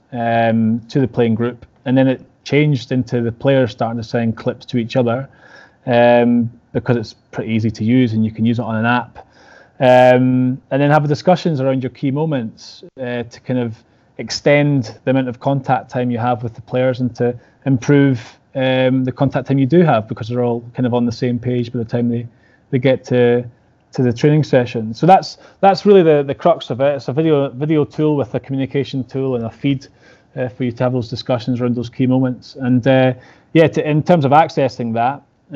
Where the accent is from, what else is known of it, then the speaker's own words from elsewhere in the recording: Scotland, United Kingdom; I know I'm Scottish